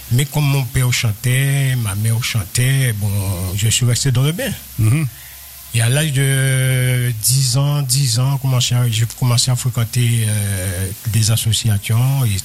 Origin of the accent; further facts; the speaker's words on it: Trois-Rivières, Guadeloupe; Je suis de Trois-Rivières, chez euh, aux Trois-Rivières.